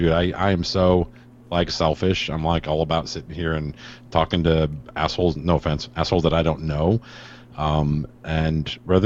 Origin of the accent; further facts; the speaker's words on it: East Chicago, Indiana, United States; East Chicago, Indiana.